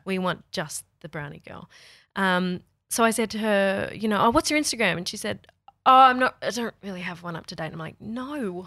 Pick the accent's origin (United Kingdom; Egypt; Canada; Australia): Australia; we're Aussie